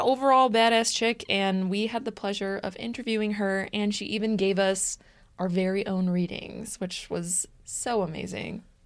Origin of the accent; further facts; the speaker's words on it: Des Plaines, Illinois, United States; We are from Des Plaines